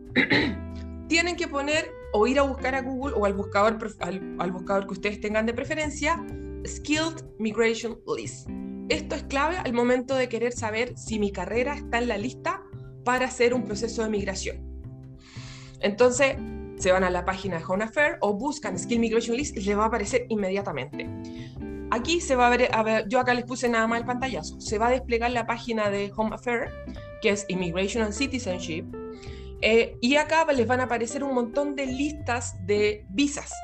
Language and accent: Spanish; Chile; moved away as an adult; now in Melbourne, Australia; soy chilena, orgullosamente, resido en Australia